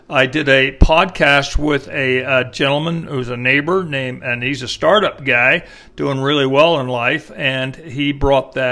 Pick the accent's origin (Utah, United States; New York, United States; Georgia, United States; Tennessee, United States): New York, United States; Kingston; now in Austin, United States; I was born in Kingston, New York.